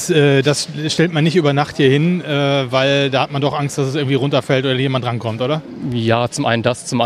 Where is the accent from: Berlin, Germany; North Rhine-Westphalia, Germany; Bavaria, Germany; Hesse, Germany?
North Rhine-Westphalia, Germany; Düsseldorf; wir kommen aus Düsseldorf, deswegen ist jetzt nicht so weit weg.